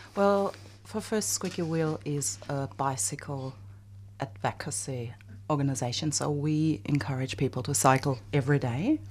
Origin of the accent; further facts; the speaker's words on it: Germany; now in Australia; I'm from Germany, and, um, the refugee topic is huge in my country